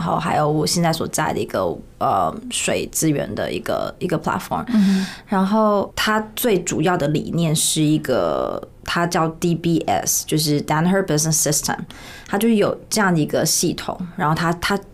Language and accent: Chinese; Taiwan; moved away as an adult; also born or lived in United States; 我就是在台湾出生长大，在台湾求系毕业之后，我在P N G做业务做大概快五年